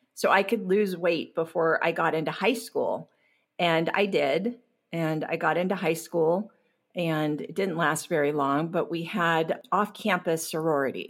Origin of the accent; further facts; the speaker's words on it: Long Beach, California, United States; I grew up in Long Beach, California.